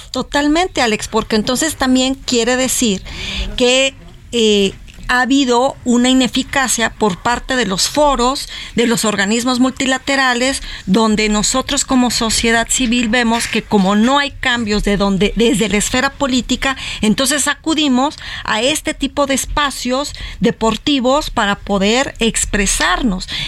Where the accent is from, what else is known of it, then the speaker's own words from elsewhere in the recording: Mexico; como mexicanos